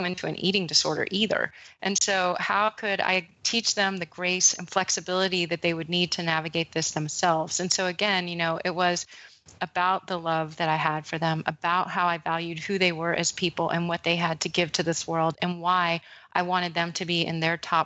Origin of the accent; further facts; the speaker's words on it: Texas, United States; I grew up with in Texas